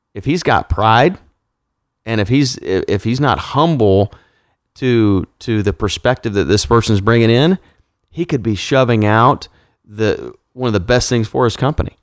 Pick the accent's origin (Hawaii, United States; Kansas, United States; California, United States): Kansas, United States; I am from Kansas